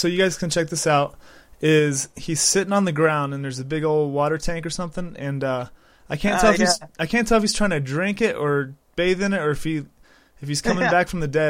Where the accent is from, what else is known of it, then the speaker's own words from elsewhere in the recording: United States; I'm from the United States, and I've never heard of a couple of these.